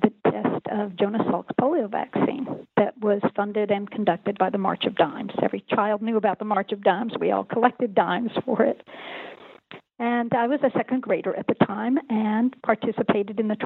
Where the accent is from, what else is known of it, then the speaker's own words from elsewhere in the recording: Northeast Tennessee, United States; I grew up in Northeast Tennessee